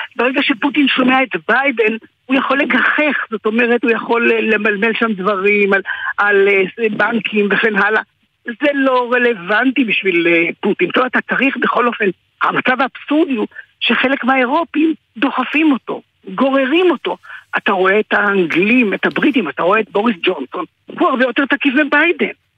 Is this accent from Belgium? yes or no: no; Kherson, Kherson Oblast, Ukraine; now in Israel; אני יליד חרסון